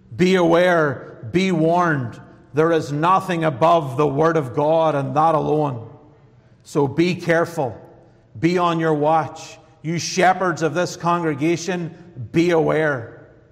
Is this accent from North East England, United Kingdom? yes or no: no; Northern Ireland, United Kingdom; now in United States; Coming from Northern Ireland, I am an American now